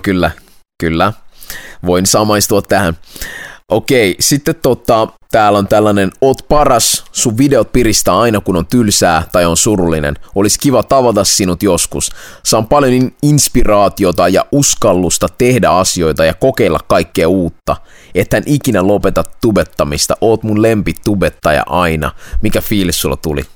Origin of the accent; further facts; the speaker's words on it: Vaasa, Ostrobothnia, Finland; me kummatkin ollaan siis Vaasasta, Suomen länsirannikolta